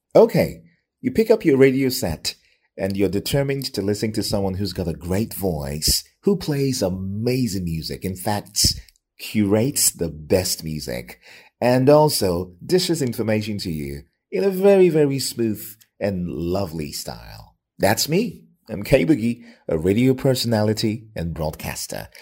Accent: Lagos, Nigeria; now in Ibadan, Nigeria; I was born and raised in Lagos.

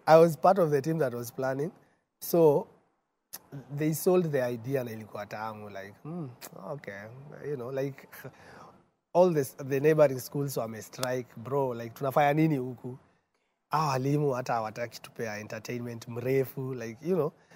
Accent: Nairobi, Kenya; also born or lived in Embu / Murang'a; born and bred in Nairobi

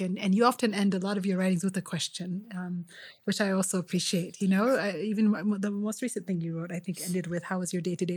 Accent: Kenya; all of us who shared the space of being Kenyan

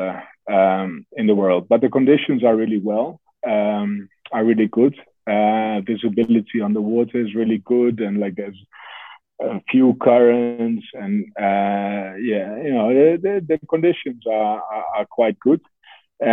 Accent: Netherlands; moved away; I was growing up in the Netherlands

